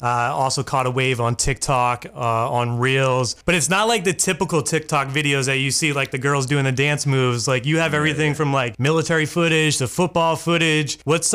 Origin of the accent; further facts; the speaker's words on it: Worcester, Massachusetts, United States; now in Maine, United States; I grew up in Worcester, Massachusetts. I'm in Maine now, but grew up in Worcester, Massachusetts